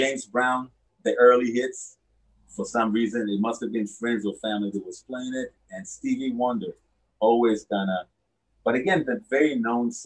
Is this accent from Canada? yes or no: no; Israel; born or raised there